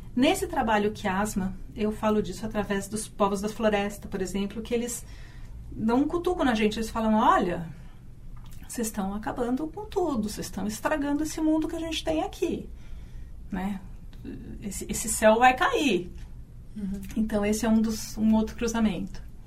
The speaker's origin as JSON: {"language": "Portuguese", "region": "São Paulo", "country": "Brazil", "tie": "born or raised there", "moved": "as an adult", "said": "Eu uh, nasci em São Paulo"}